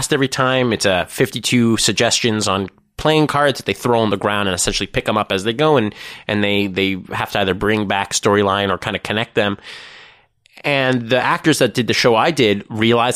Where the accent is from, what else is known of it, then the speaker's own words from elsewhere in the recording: Toronto, Ontario, Canada; as a Canadian and as a proud Torontonian